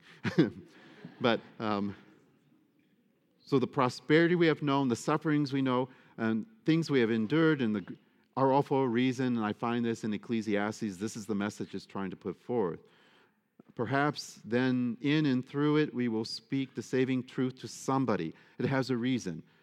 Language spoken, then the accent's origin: English; Detroit, Michigan, United States; I should never have been growing up in Detroit